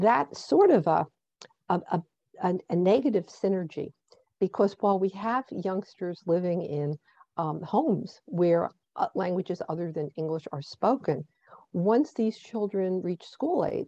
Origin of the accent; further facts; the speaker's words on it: New Jersey, United States; my home state of New Jersey